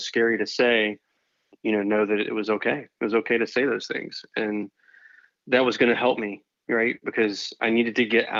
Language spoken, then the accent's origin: English; North Carolina, United States; now in Florida, United States; I grew up in North Carolina